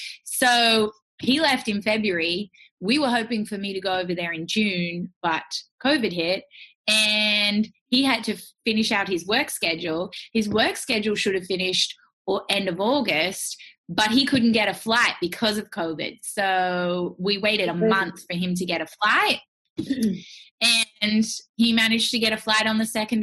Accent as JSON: {"language": "English", "town": "Perth", "region": "Western Australia", "country": "Australia", "said": "We're both from Perth, Western Australia."}